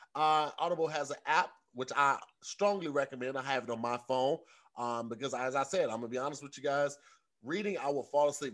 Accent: St. Louis, Missouri, United States; moved away as an adult; now in Los Angeles, United States; growing up in Saint Louis

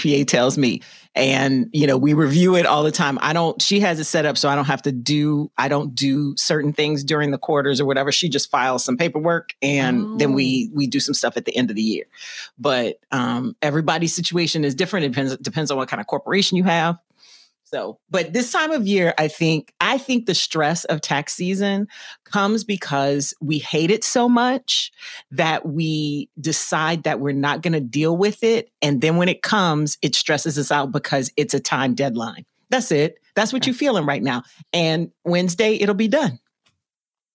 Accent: Louisiana, United States; now in Chicago, United States; I'm originally from Louisiana. So I came here

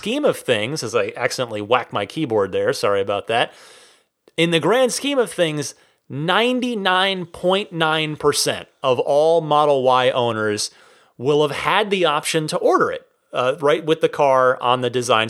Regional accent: New Jersey, United States; my home state of New Jersey

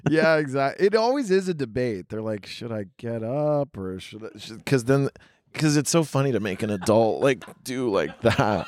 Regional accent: rural Tennessee, United States; moved away; also born or lived in New York City / Los Angeles; I grew up in super, super rural Tennessee

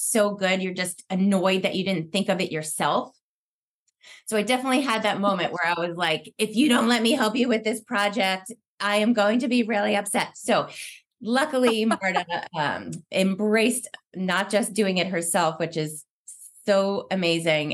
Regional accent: Pennsylvania, United States; moved away as an adult; now in West Coast, United States; I grew up in Pennsylvania and moved to the West Coast after college

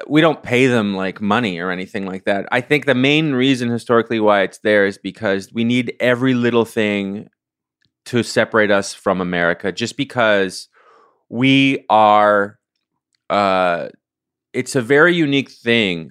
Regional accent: Ottawa, Ontario, Canada; moved away; I grew up in Ottawa, which is the capital of Canada.

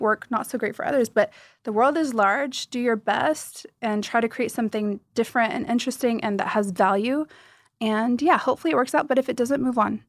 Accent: United States; moved away as an adult; now in Dubai, United Arab Emirates; I grew up in the States, you know, my roots are Middle Eastern

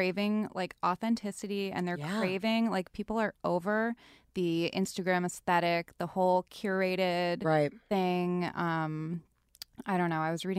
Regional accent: Rhode Island, United States; And, like, I'm from Rhode Island, so as soon as I go back home, I'm like, oh my God, like that is not real life at all.

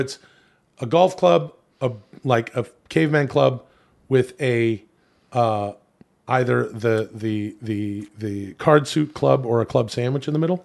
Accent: Ladner, British Columbia, Canada; I'm originally from Vancouver, the suburbs of Vancouver

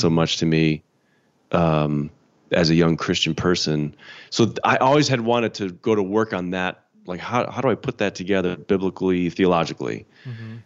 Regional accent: Chicago, Illinois, United States; moved away; I'm from Chicago. Grew up in the Chicago suburbs

